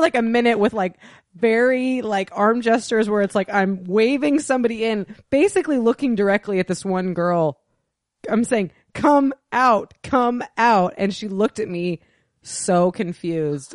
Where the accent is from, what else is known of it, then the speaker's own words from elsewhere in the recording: the Northwest, Pacific Northwest, United States; we're from the Northwest